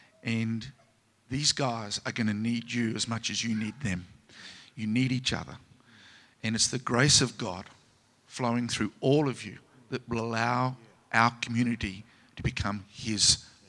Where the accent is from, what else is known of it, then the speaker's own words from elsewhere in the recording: Australia; And as an Aussie